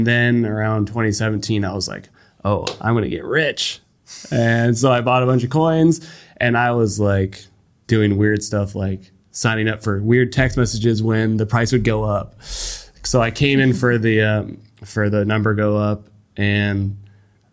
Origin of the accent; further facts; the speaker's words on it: United States; as an American